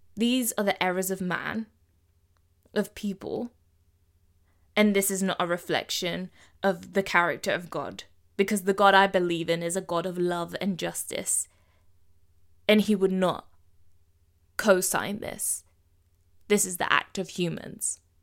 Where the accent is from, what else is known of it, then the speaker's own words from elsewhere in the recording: Midlands, United Kingdom; accent: Midlands; I'm not from London. I'm not from down south. I'm a Midlands girl, so I'm gonna speak with my accent.